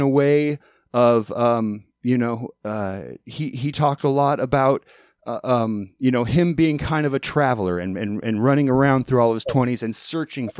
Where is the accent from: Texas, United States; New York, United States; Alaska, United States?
Alaska, United States; moved away as an adult; now in Oregon, United States; I left Alaska to move to Oregon to form a band